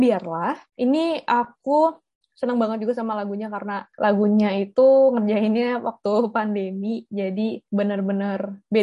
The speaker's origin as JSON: {"language": "Indonesian", "country": "Indonesia", "said": "walaupun aku bukan orang Belanda kayak aku orang Indonesia sendiri"}